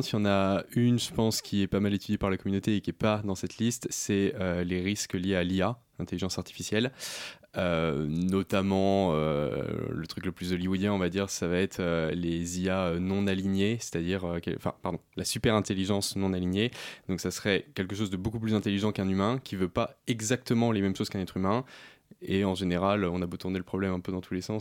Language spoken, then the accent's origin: French; Paris, Île-de-France, France